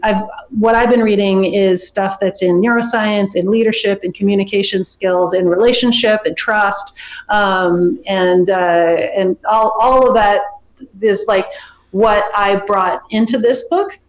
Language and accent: English; San Francisco, California, United States; I'm from San Francisco